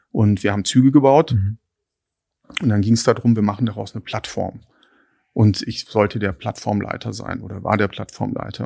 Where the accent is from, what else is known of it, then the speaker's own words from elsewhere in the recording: Lake Constance, near Konstanz, Baden-Württemberg, Germany; also born or lived in Hattingen / Erlangen; now in Berlin, Germany; bin dann in, in Hattingen bei Bochum geboren und dann mit vier Jahren an den Bodensee gezogen, auf ein kleines Dorf bei Konstanz, ähm, wunderschön. Mhm. Dann dort meine, mein Abitur gemacht